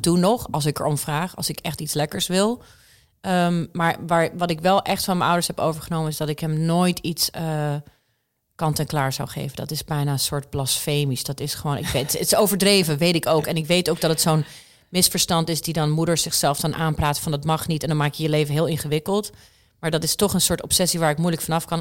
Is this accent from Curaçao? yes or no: no; Tulsa, Oklahoma, United States; moved away; also born or lived in Netherlands; Mijn wiegje stond in Tulsa, Oklahoma, of all places echt het midden van Amerika.